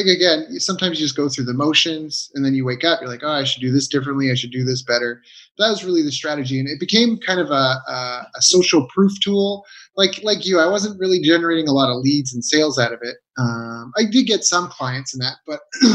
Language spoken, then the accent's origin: English; Canada; moved away as an adult; I was very isolated in Canada, in my hometown, you know, a small town